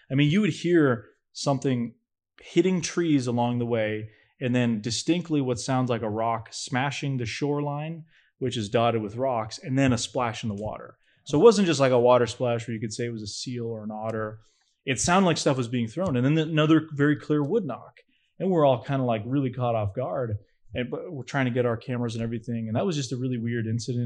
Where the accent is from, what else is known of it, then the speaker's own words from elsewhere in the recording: New Hampshire, United States; I'm from New Hampshire